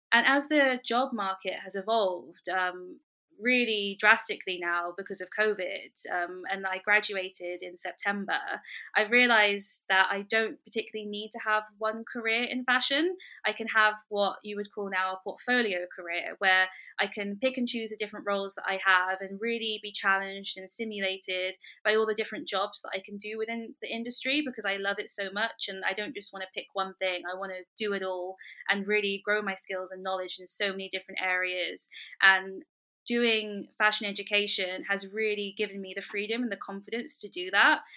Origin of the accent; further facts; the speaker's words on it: London, United Kingdom; I was born and raised in London